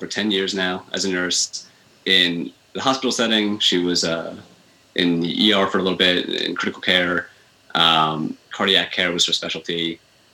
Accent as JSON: {"language": "English", "area": "Long Island", "region": "New York", "country": "United States", "tie": "born or raised there", "said": "I grew up on Long Island. So I'm a Long Island boy. I was there, you know, for my whole adolescence up until I turned 18, went to college"}